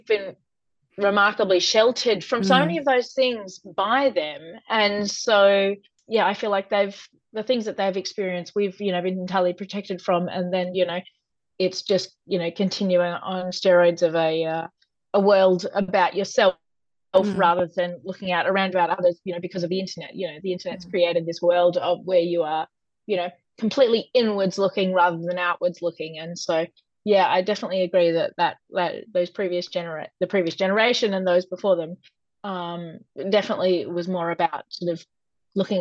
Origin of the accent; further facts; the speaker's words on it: Riverina, New South Wales, Australia; now in Western District, Victoria, Australia; I grew up in the Riverina